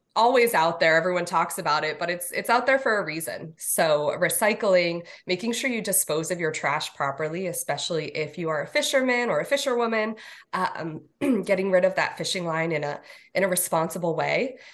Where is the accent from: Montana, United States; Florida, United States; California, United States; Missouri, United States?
Florida, United States; South; I grew up here in South Florida, not too far from Manatee Lagoon.